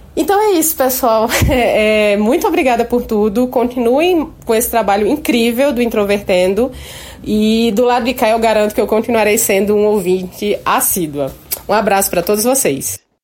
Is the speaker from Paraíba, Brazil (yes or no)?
yes; Paraíba, Brazil; sou paraibana, servidora pública